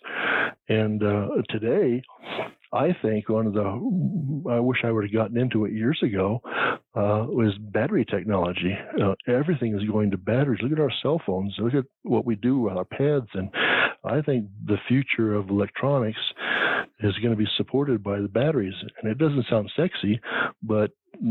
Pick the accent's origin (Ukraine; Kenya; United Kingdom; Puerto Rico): United Kingdom; England; now in United States; being English